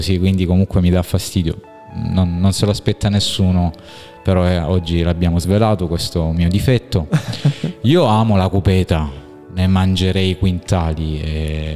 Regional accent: Squinzano, Apulia, Italy; ero talmente legato alla, alla, mia comunità, al mio paese d'origine che è Squinzano

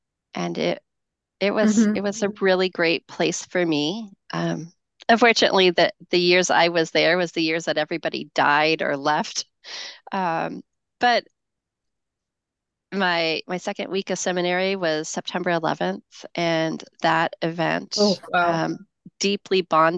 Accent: Rocky Mountain Conference, Rocky Mountains, United States; also born or lived in Upper New York; now in Massachusetts, United States; And I grew up in the Rocky Mountain Conference, which is now Mountain Sky.

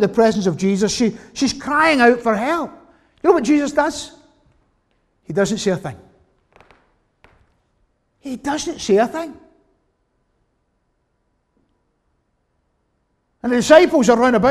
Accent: Glasgow, Scotland, United Kingdom; growing up in the West End of Glasgow, as I did.

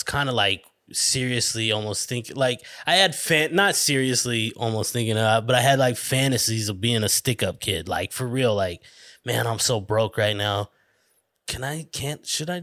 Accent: Flagstaff, Arizona, United States; moved away as an adult; also born or lived in Tempe, Arizona; I was from Flagstaff, little small town

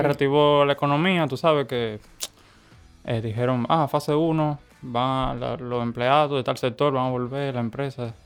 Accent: Santo Domingo, Distrito Nacional, Dominican Republic; born or raised there; also born or lived in La Romana, Dominican Republic

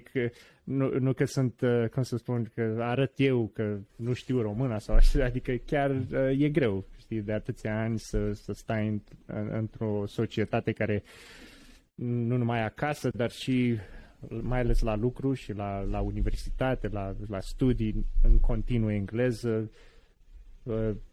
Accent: Romania; also born or lived in Washington DC, United States; now in United States; ca români

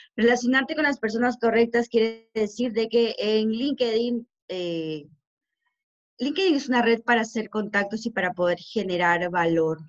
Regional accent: Peru; somos los únicos peruanos, en este modelo de negocio

